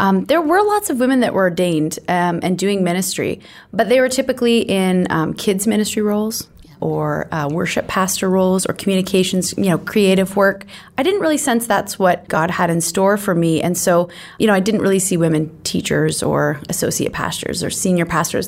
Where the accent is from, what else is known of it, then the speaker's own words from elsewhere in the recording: Canada; as Canadian Christians